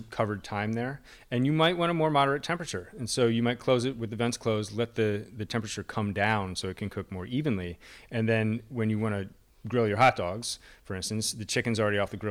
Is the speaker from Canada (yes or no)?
no; Allentown, Pennsylvania, United States; I grew up in Allentown, and the Iacocca family has Yakko's as like the local hot dog chain